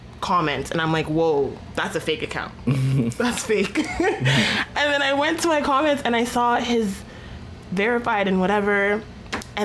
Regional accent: Canada; I was born in Canada

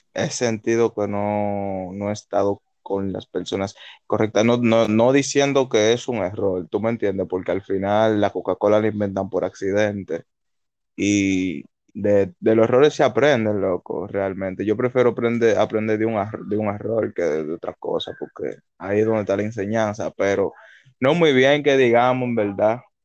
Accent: Santo Domingo Este, Distrito Nacional, Dominican Republic; yo nací en Los Minas

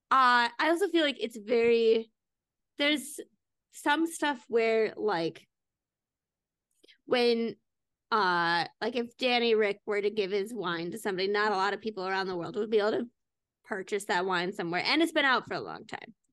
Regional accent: Minnesota, United States; As a Minnesotan

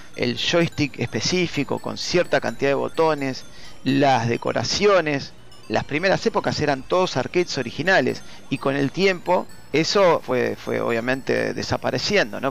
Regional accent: Don Torcuato, Buenos Aires Province, Argentina; Yo viví toda mi vida en Don Torcuato, zona norte

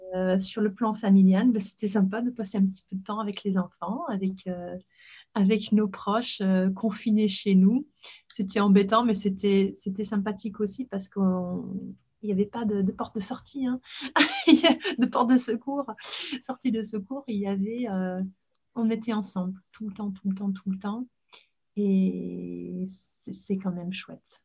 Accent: Leeds, Yorkshire and the Humber, United Kingdom; French is a second language; moved away as an adult; now in Paris, France; je suis née à Leeds, dans le nord d'Angleterre

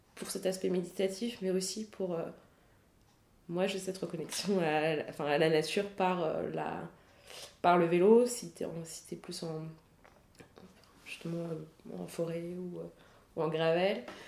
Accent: Paris, Île-de-France, France; j'ai grandi à Paris

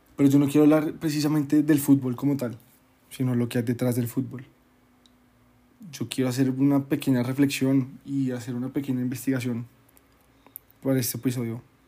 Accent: Colombia; nuestra cultura colombiana

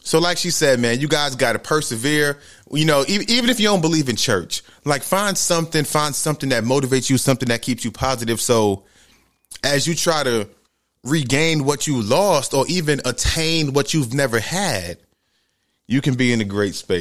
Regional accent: New York City, New York, United States; moved away as an adult; now in Georgia, United States; I grew up in the Bronx, New York, in the ghetto, in the hood.

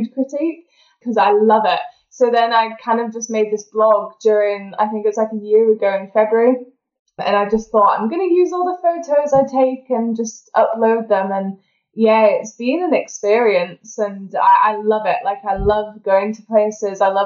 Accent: Yorkshire and the Humber, United Kingdom; moved away as an adult; also born or lived in Birmingham; now in Edinburgh, United Kingdom; But originally I'm from Yorkshire. But a lot of people don't know this. I was actually born in Birmingham. So I'm not even solely from Yorkshire. I'm a Brummie. But then my parents moved to Yorkshire and I spent most of my life there as a child growing up.

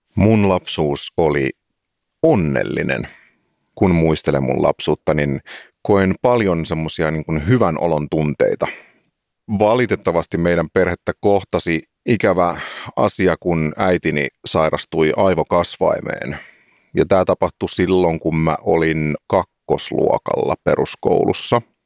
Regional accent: Helsinki, Uusimaa, Finland; olen siis paljasjalkainen helsinkiläinen.

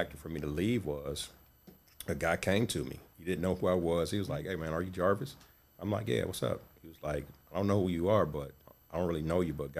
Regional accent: Cleveland, Ohio, United States; also born or lived in Detroit; I was born in Detroit. Parents split when I was at young age, maybe 3 or 4. Mm-hmm. But I was raised here in Cleveland pretty much.

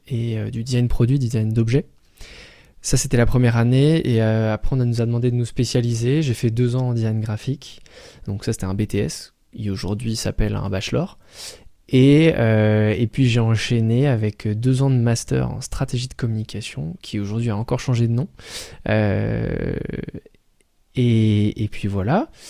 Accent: Paris, Île-de-France, France; je viens de Paris.

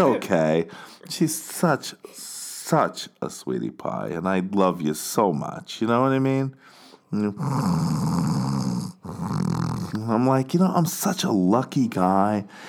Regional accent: United States; moved away as an adult; now in Barcelona, Spain; I'm an American.

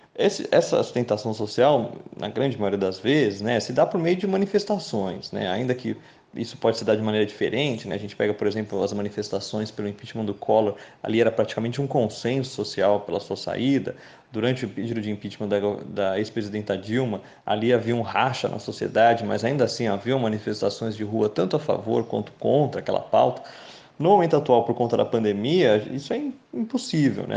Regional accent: Brazil; enquanto brasileiro

